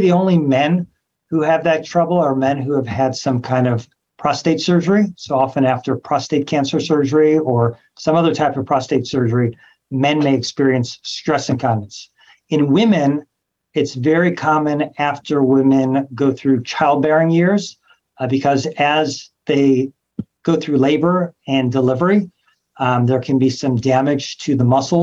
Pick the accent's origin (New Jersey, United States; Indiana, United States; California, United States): California, United States; Los Angeles; moved away as an adult; also born or lived in New York / Memphis; now in Cleveland, United States; So I'm from Los Angeles, California, trained all over the country, New York, Memphis, Cleveland, a few other places.